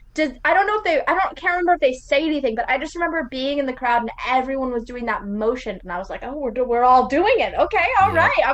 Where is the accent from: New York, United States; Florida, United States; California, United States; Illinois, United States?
California, United States; growing up in California